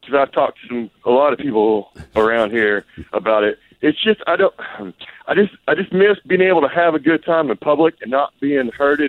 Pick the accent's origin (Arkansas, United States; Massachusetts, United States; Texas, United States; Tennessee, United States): Arkansas, United States; we're from Arkansas. where we're from, everything's kind of inverted.